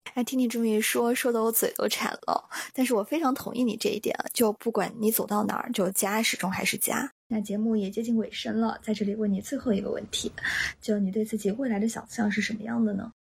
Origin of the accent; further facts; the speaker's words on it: Yunnan, China; now in New York, United States; 我也是云南人